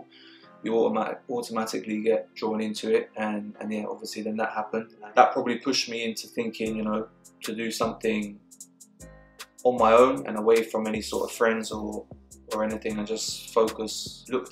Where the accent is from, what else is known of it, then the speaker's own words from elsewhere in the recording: London, United Kingdom; moved away as an adult; now in Surrey, United Kingdom; I grew up in South London, in Mitcham, and lived there till I was about 19, 20